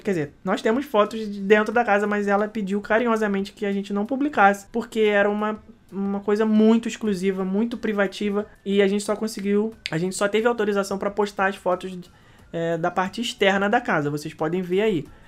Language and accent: Portuguese; Rio de Janeiro, Brazil; now in Orlando, United States; eu sou nascido, criado, Rebeca também, no Rio de Janeiro